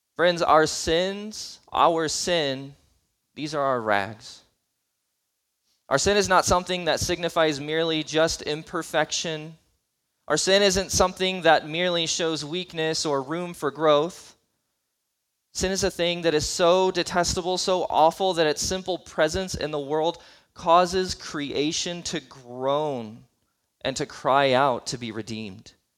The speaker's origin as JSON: {"language": "English", "country": "United States"}